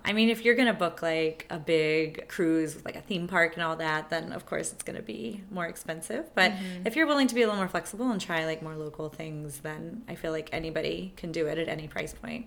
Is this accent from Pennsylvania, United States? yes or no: no; Texas, United States; I had been growing up in Texas